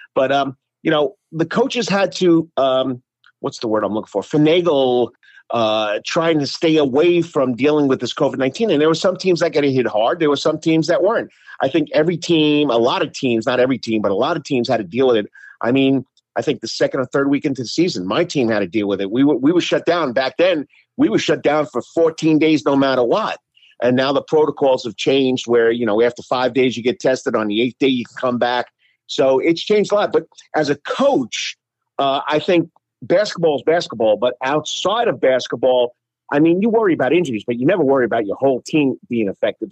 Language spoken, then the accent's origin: English; East Rockaway, New York, United States; moved away; also born or lived in Savannah, Georgia; I come from East Rockley, New York. We're known as the, uh, East Rockley High School Rocks